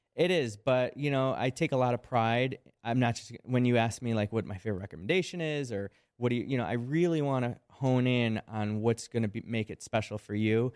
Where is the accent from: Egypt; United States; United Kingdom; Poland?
United States; Chicago, Illinois; I'm from Chicago.